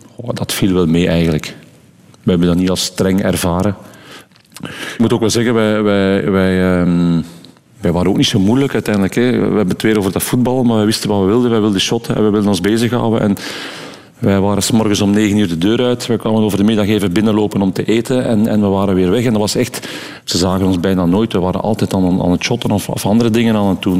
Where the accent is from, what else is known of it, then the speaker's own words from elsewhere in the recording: Dendermonde, Flanders, Belgium; accent: West Flemish; wij zijn er ook opgeruid, dus we hebben ons daar absoluut thuis gevoeld